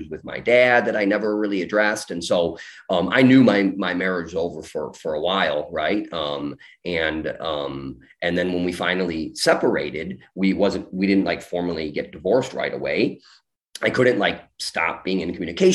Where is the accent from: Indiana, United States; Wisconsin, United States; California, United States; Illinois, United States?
Illinois, United States; Chicago; I'm from Chicago